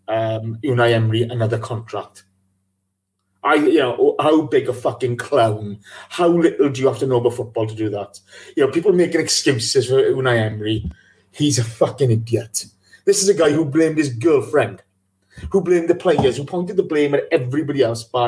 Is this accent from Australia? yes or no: no; Welsh, Wales, United Kingdom; I'm Welsh